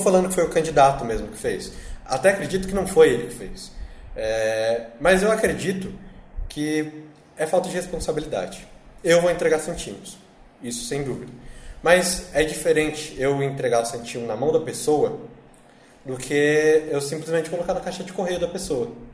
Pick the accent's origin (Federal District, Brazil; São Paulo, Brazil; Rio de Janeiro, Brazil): São Paulo, Brazil; Eu sou da Zona Norte